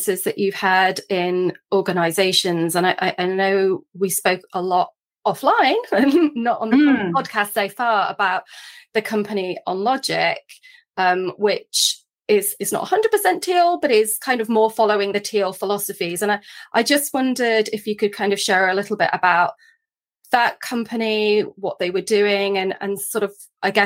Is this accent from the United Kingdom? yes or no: yes; United Kingdom; I'm British